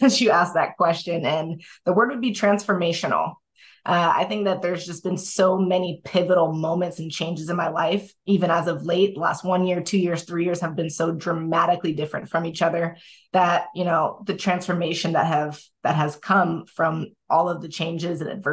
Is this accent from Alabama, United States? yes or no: no; Oregon, United States; moved away; also born or lived in Alaska / Japan / California; I was raised in Oregon. I was born in Alaska. I only lived there for 6 months.